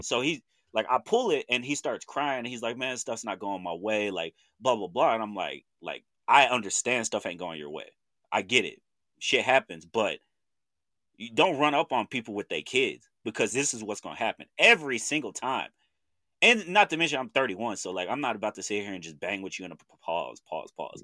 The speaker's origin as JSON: {"language": "English", "town": "Chandler", "region": "Oklahoma", "country": "United States", "said": "I'm from Chandler, Oklahoma"}